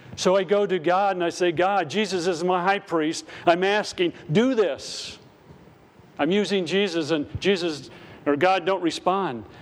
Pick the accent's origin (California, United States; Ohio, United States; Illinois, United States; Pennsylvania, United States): Pennsylvania, United States; Richfield; moved away; my hometown and I'm going to minister in Richfield, PA